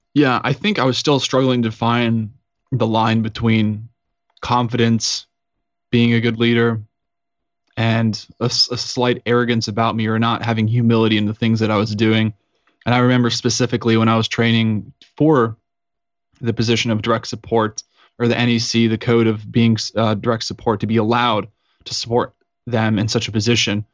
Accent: Woodland Park, Colorado, United States; I'm from Colorado at a small town called Woodland Park, which is about eighty-five hundred feet up in the mountains

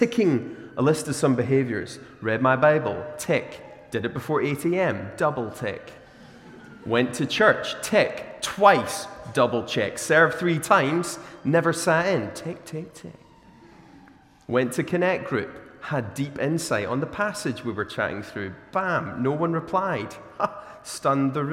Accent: Glasgow, Scotland, United Kingdom; also born or lived in Australia; as a Glaswegian

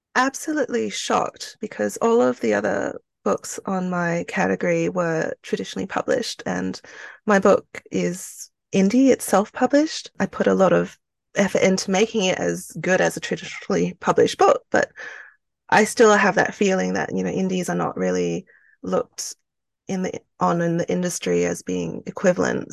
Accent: Australia; also born or lived in Malaysia; I was born in Malaysia, um, to two Chinese parents. So I'm ethnically Chinese. And then we migrated to Australia when I was, um, quite young

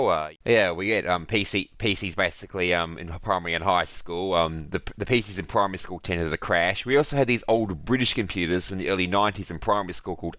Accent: Australia; I'm Australian.

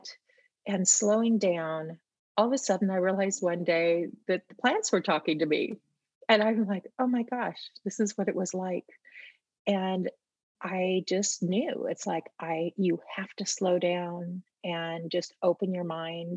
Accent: Portland, Oregon, United States; also born or lived in Mount Hood; I grew up in Portland

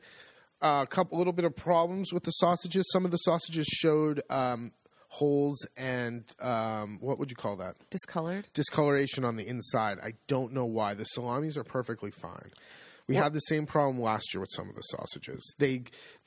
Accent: California, United States; moved away; I'm from California

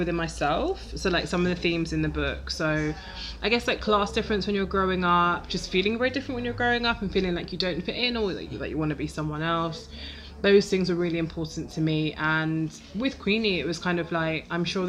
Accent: London, United Kingdom; I'm from Lewisham.

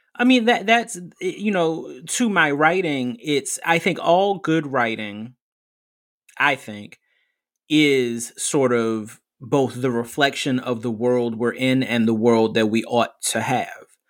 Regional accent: United States; being American

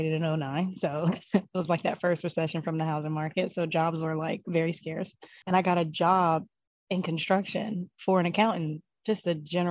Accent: New Jersey, United States; I'm from New Jersey.

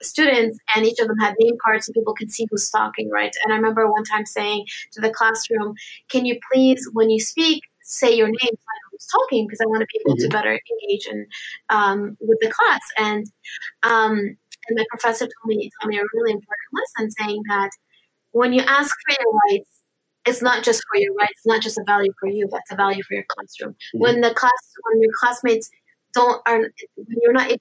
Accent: United States; my parents are originally from Lebanon, so I'm Lebanese American. I was born and raised here

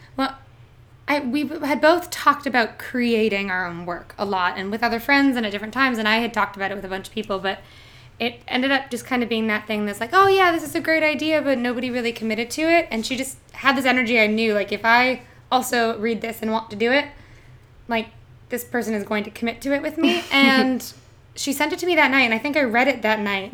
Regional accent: southern Ontario, Canada; moved away as an adult; also born or lived in Toronto; now in New York, United States; I am from a small city in southern Ontario. So I am Canadian

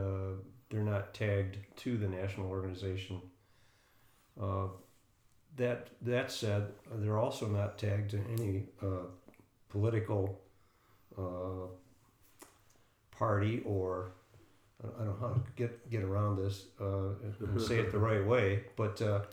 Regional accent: Michigan, United States; I found out that I was also the chairman of that group by the fact that I was from Michigan.

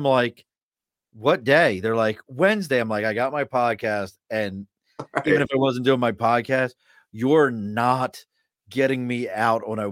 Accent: Baltimore, Maryland, United States; growing up in Baltimore

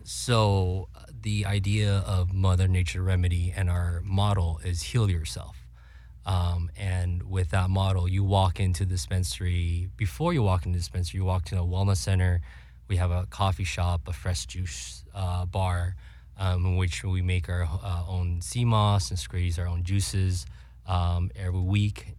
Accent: California, United States; born and raised in Cali

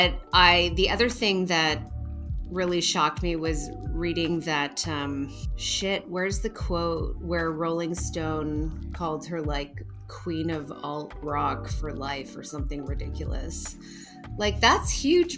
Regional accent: Ottawa, Ontario, Canada; we're from Ottawa and our girl's from Ottawa

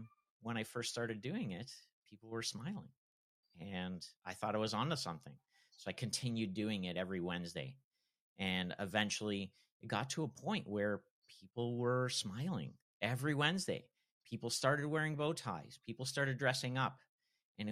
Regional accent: Toronto, Ontario, Canada; I hail from Toronto, Canada

